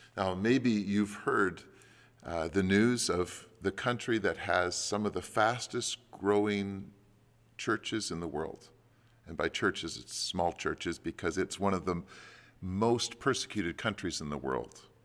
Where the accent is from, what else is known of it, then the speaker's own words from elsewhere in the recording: Canada; as Canadian Christians